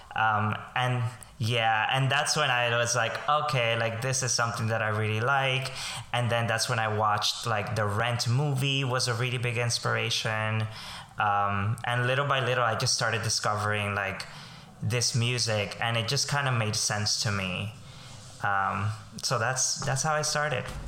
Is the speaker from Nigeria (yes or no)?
no; Colombia; now in New York, United States; I am um, a Colombian immigrant. I grew up in Colombia